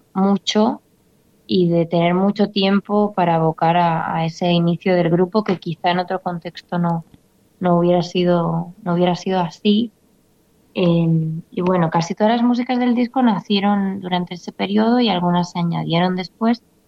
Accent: Catalonia, Spain; also born or lived in Argentina; me fui muy pequeñita para España a los tres años y me crié allá.

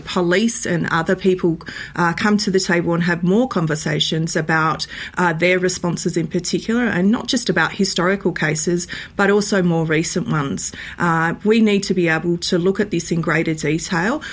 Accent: Western Australia, Australia; my home state of Western Australia

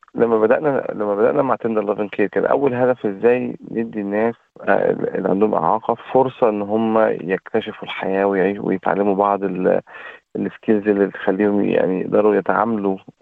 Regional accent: Egypt; also born or lived in Saudi Arabia; now in Australia; انا اصلي من مصر

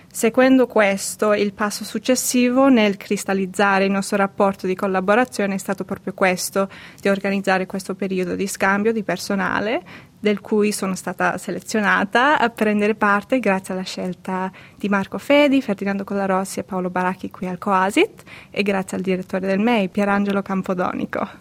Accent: Australia; Nata e cresciuta in Australia di genitori siciliani

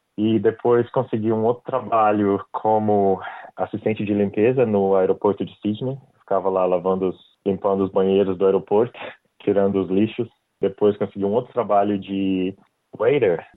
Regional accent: Brazil; moved away as an adult; now in Australia; eu saí do Brasil, eu dava aula de inglês

